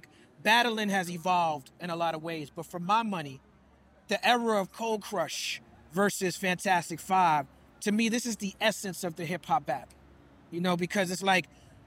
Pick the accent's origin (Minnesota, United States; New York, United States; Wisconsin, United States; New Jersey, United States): New York, United States; New York City; I'm from Brooklyn. I'm officially Caribbean because I'm from Brooklyn